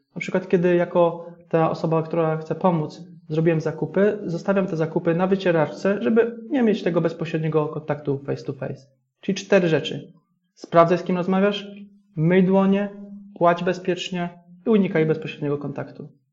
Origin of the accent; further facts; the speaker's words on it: Jastrzębie-Zdrój, Silesian Voivodeship, Poland; ja jestem z Jastrzębia Zdroju, akurat się wywodzę